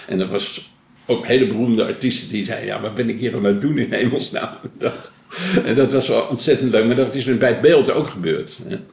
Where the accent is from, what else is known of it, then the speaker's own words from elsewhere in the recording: Blaricum, North Holland, Netherlands; ik, ik ben geboren in Blanikum